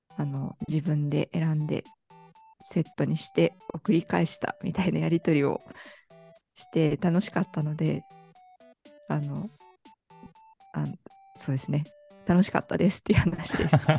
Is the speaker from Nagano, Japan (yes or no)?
yes; Ueda, Nagano, Japan; also born or lived in Matsumoto; 生まれは上田なんですよ。高校とかも上田だし